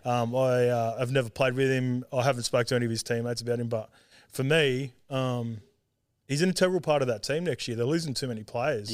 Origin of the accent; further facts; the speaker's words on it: Sydney, New South Wales, Australia; also born or lived in Auckland, New Zealand / Salford, England; I grew up in, like, Western Sydney out Saint Clair Way near Penrith